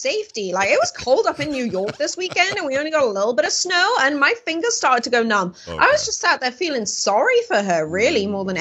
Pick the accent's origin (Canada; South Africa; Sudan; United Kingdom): United Kingdom; moved away; I grew up in Europe when Britain was still a part of it.